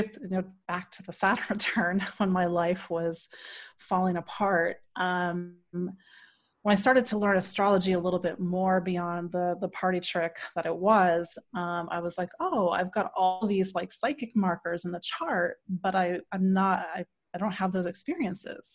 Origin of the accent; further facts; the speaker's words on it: D.C., Maryland suburbs of Washington, United States; I am from the Washington, D.C. area originally. I grew up in Maryland, in the suburbs of Maryland